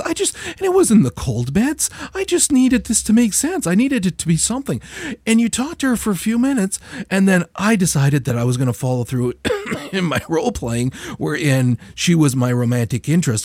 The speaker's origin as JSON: {"language": "English", "country": "Canada", "said": "as a Canadian"}